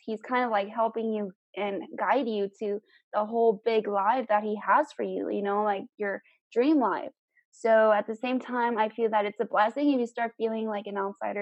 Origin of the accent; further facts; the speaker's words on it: South Texas, United States; I'm from South Texas